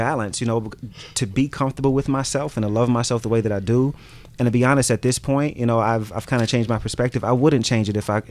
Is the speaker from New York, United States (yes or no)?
yes; New York City, New York, United States; Growing up where I grew up in Brooklyn, and I grew up in the hood, I grew up in the projects.